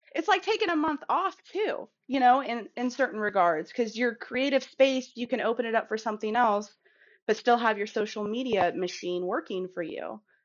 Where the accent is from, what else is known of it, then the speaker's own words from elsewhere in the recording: Kansas City, Missouri, United States; I'm from Kansas City